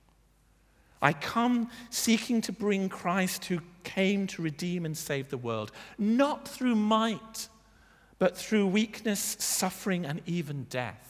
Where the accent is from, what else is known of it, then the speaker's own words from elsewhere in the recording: United Kingdom; now in Bath, United Kingdom; we're British.